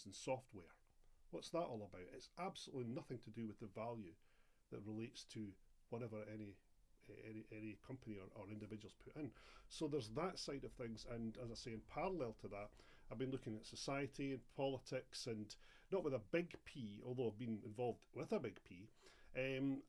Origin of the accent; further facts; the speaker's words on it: Edinburgh, Scotland, United Kingdom; I'm Edinburgh, born and bred